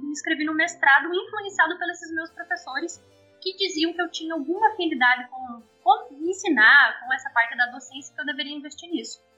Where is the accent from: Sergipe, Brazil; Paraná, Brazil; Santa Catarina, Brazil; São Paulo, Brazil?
Santa Catarina, Brazil; São Miguel do Oeste; moved away as an adult; also born or lived in Xanxerê / Curitiba; Eu sou de uma cidade do interior de Santa Catarina, muito do interior de Santa Catarina, e eu cresci com os meus avós, né, parte significativa da infância, no meio do mato, praticamente.